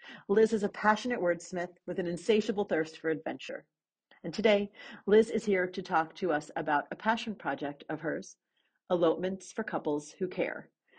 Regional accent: New York City, New York, United States; And so you're in New York City. Yes. My hometown.

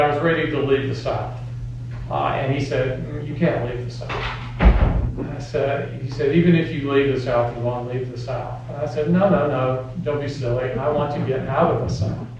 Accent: the South, United States; when I imagined the South and myself as a Southerner

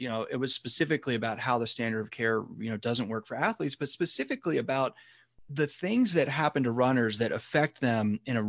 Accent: Chattanooga, Tennessee, United States; also born or lived in Texas; now in San Francisco, United States; originally I'm from Tennessee, Chattanooga, Tennessee specifically, then went to college in Texas and then came to San Francisco for medical school. I'm still here now.

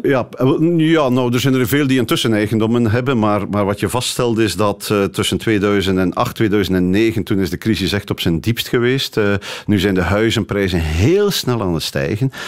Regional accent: Flanders, Belgium; moved away as an adult; now in Amsterdam, Netherlands; hier in, in België en in Vlaanderen

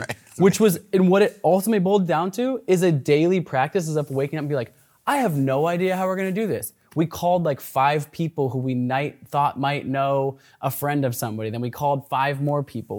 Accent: Portland, Oregon, United States; also born or lived in Olympia, Washington; I grew up in Portland, Oregon. I was actually born just an hour south of here in Olympia

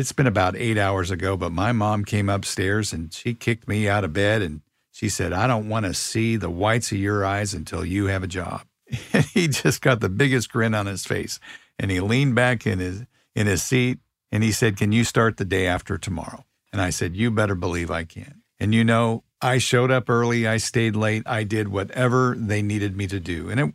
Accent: Kansas City, Missouri, United States; I grew up in Kansas City

